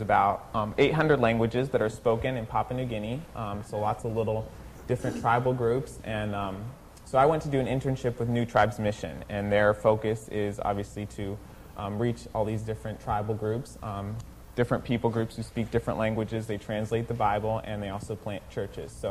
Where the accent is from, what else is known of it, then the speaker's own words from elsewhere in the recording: Mexico; moved away as an adult; now in United States; And um, I grew up in Mexico. I was there my whole life, and um, I graduated high school right before we left